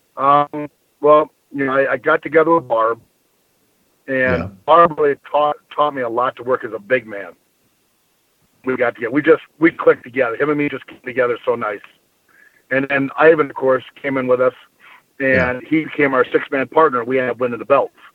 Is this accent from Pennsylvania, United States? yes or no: no; Bloomington, Minnesota, United States; also born or lived in Wisconsin / Iowa; I uh, actually was born in Wisconsin, yeah. moved to Minnesota when I was real young. Uh, lived on the east side of Bloomington